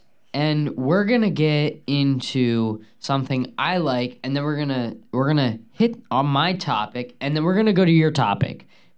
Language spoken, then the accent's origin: English; Dominican Republic; Yes, I am from the Dominican Republic.